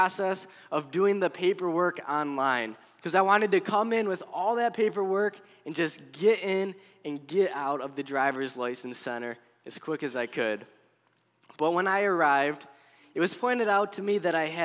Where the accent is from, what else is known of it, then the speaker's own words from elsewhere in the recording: Buffalo, New York, United States; moved away as an adult; also born or lived in Pennsylvania; now in Tunkhannock, United States; Originally, I'm from New York near the Buffalo area